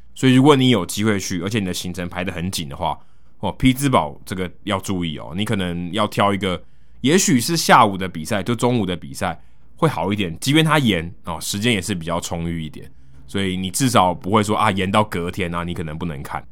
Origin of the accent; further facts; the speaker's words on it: Taiwan; 他因为看到我是从台湾来的